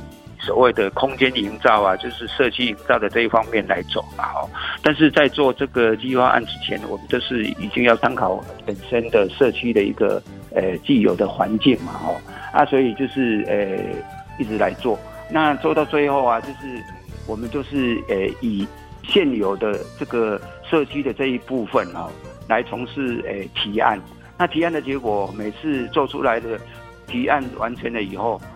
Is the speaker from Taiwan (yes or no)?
yes; Nanliao, Hsinchu City, Taiwan; 对，我从出生到现在都没有搬过家，也没有迁移过户籍，也都是世居在南寮村。